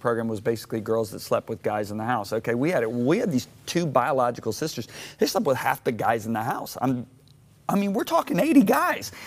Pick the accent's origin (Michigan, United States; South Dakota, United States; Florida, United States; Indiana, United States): Michigan, United States; moved away; also born or lived in Dallas, Texas; I grew up in Michigan